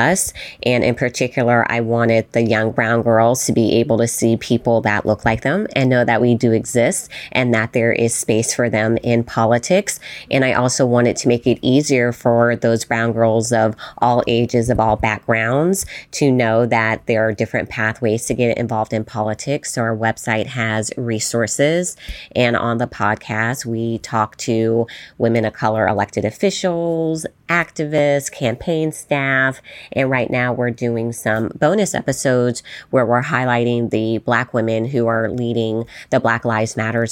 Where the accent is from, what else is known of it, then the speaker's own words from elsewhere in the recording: Las Vegas, Nevada, United States; growing up in Las Vegas, Nevada